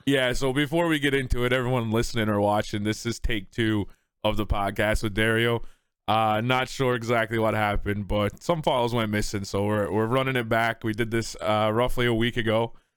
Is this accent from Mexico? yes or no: no; Newfoundland and Labrador, Canada